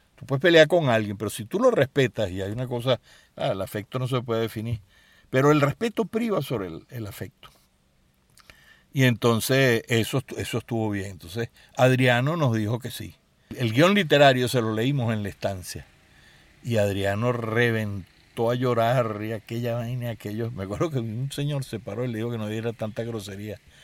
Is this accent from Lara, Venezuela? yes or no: no; Caracas, Capital District, Venezuela; mi infancia estuvo muy marcada por un extraordinario colegio que era el Colegio Los Caobos